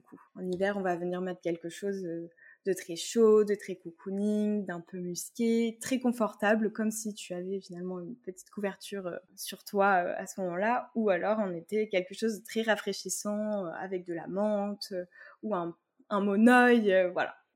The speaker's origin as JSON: {"language": "French", "town": "Tours", "region": "Centre-Val de Loire", "country": "France", "said": "on est originaire de Tours toutes les deux"}